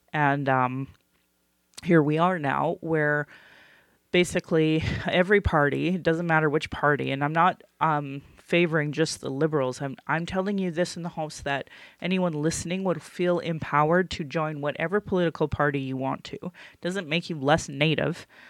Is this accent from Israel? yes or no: no; Calgary, Alberta, Canada; I acknowledge my Dene lineage and that I was born in Calgary